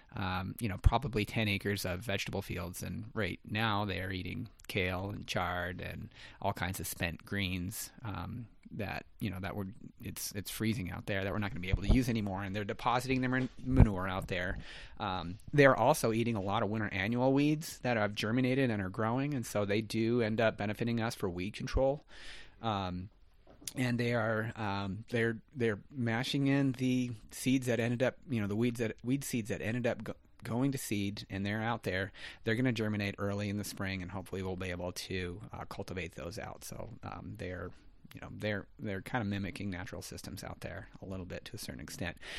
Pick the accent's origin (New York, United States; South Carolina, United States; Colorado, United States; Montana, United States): Montana, United States; Gallatin Valley; I grew up here in the Gallatin Valley